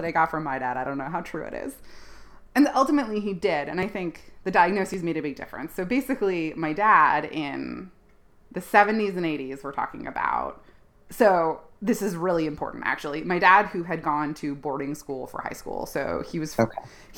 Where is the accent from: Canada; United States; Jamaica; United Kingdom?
Canada; Ontario; Ontario, which is where I grew up in Canada.